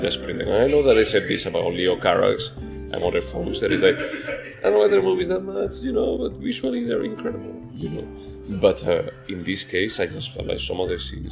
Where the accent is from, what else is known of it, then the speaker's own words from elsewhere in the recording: Spain; I'm from Spain